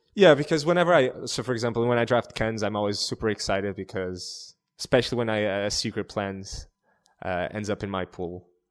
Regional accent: Portugal; I'm from, uh, I'm from Portugal.

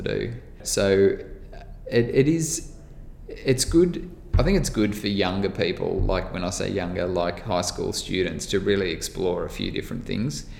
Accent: Melbourne, Victoria, Australia; so I was born in the outer eastern suburbs of Melbourne, in like near Warrandyte

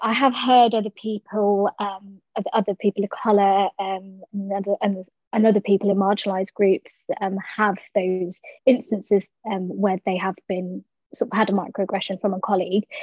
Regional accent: London, United Kingdom; I was born and raised in South London

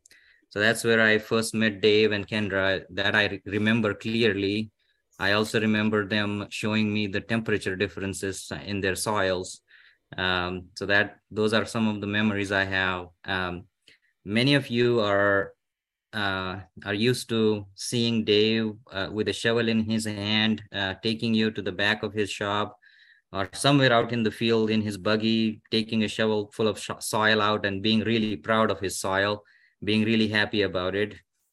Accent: India; moved away as an adult; now in United States; I came from India in 2007, and my new growth started as a learner here in the US.

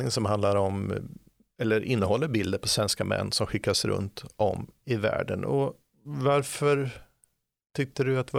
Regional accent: Sweden; Just det som svensk kan man ju ibland ta det här med att vara föräldraledig som en en rättighet som alla människor har, men vi är ju ganska, på sätt och vis ganska unika här i Sverige.

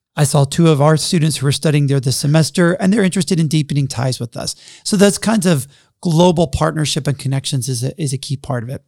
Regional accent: Jackson, Mississippi, United States; moved away as an adult; also born or lived in Texas / Princeton, New Jersey / Boston, Massachusetts; now in Upland, Indiana, United States; I grew up in Jackson, Mississippi

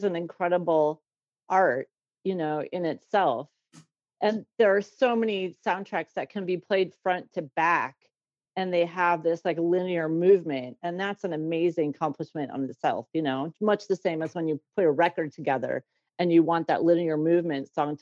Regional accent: Tucson, Arizona, United States; moved away as an adult; also born or lived in Chicago, Illinois; I grew up in Tucson, Arizona. From when I was 14 to 27, I lived there

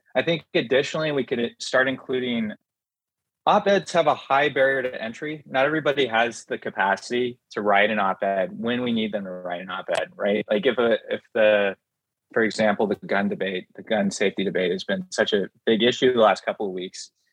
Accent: Lyons, Oregon, United States; moved away as an adult; also born or lived in Princeton, New Jersey; I grew up outside of Lyons, Oregon, which is about 30 miles east of Salem

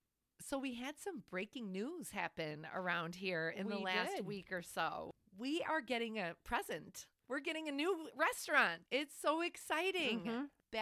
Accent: Flossmoor, Illinois, United States; we're from Flossmoor.

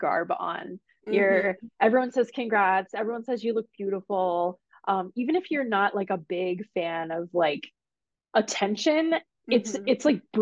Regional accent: United States; accent: American; My American accent

